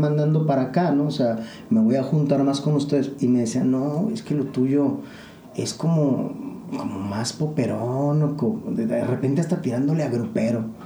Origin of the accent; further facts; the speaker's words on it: Mexico; como mexicano, como latinoamericano